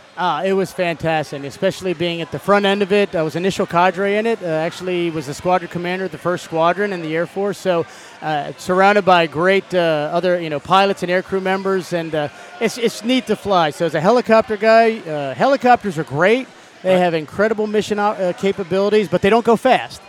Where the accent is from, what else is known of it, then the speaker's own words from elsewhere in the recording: Cherry Hill, New Jersey, United States; moved away as an adult; born and raised in New Jersey, right across the river from Philadelphia